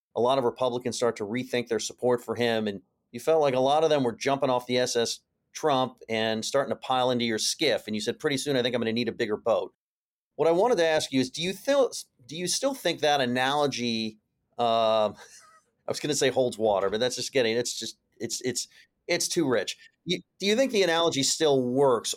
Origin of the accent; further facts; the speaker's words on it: California, United States; I come from California